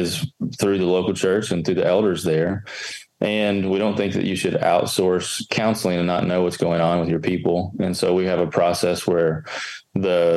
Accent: Kentucky, United States; I grew up in Kentucky

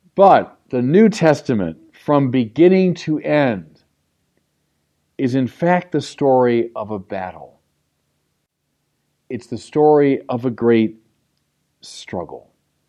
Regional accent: Chicago, Illinois, United States; my hometown of Chicago

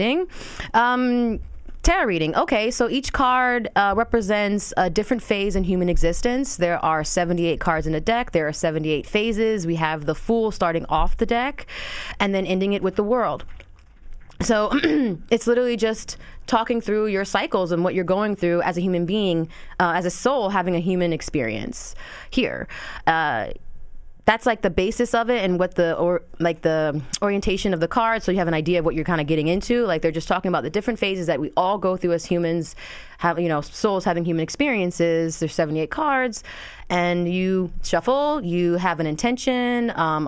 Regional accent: Neptune, New Jersey, United States; born and raised in Neptune, New Jersey

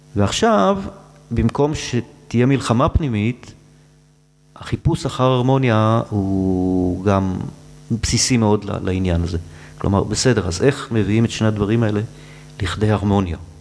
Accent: Tel Aviv, Tel Aviv District, Israel; גדלתי בשולי העיר, אה, זה המקום שבו העיר והטבע נפגשים

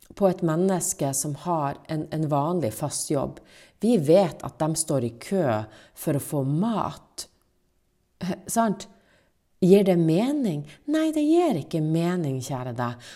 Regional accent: Finnmark, Norway; meg som finnmarking

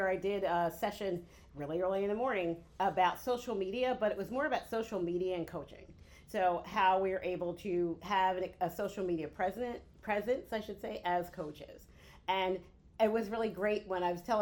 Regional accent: Philadelphia, Pennsylvania, United States; I'm from Philadelphia

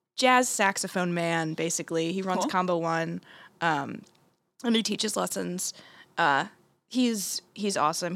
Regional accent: Blairstown, New Jersey, United States; I'm from uh, Blairstown, New Jersey.

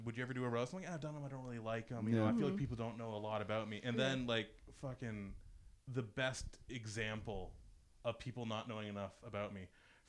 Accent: Ontario, Canada; accent: rural; moved away; I go back to Ontario.

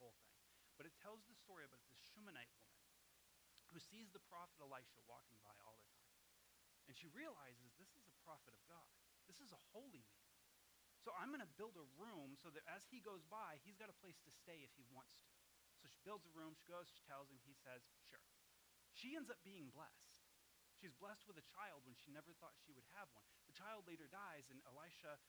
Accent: Massachusetts, United States; moved away as an adult; one of the reasons we moved from Massachusetts was I had recently been saved. And there's a whole group of people that I grew up

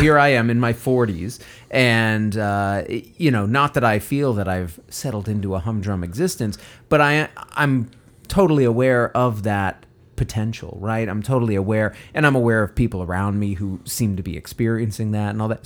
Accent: United States; an American

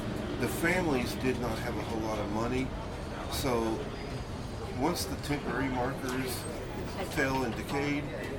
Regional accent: Mineola, Texas, United States; now in Quitman, United States; I'm from Mineola. I live in Quitman, sadly.

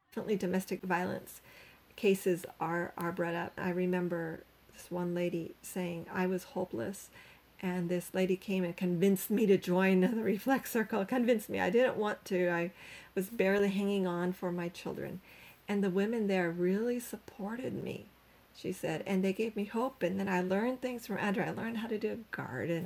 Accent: Canada; moved away as an adult; now in Cambodia; I'm Canadian

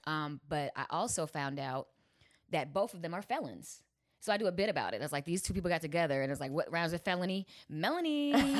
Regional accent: Chicago, Illinois, United States; I'm from Chicago

